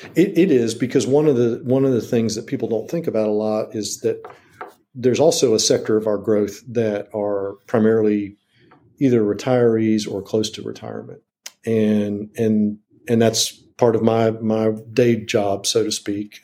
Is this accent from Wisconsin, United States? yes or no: no; Washington, District of Columbia, United States; now in Wilmington, United States; I grew up in Washington D.C.